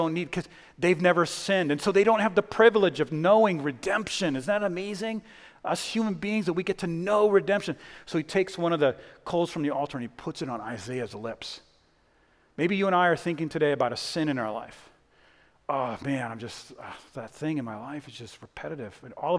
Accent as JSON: {"language": "English", "town": "Boston", "region": "Massachusetts", "country": "United States", "lives_now": "Texas, United States", "said": "I'm originally from Boston. Don't hold that against me. I'm not a Red Sox fan anymore."}